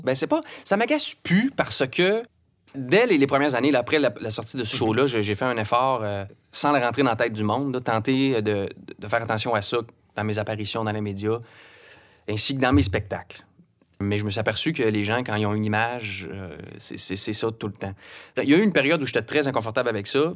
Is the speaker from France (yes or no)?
no; Brossard, Quebec, Canada; also born or lived in Saint-Apollinaire, Quebec / Cap-Rouge, Quebec; Je suis natif de Québec, mais je, viens de la rive sud de Montréal. Hmm. J'ai grandi à, Brossard.